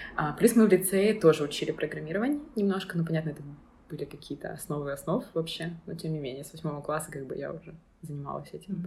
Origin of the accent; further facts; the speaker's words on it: Dnipro, Dnipropetrovsk Oblast, Ukraine; moved away as an adult; now in Berlin, Germany; Я училась в Днепре, я из Днепра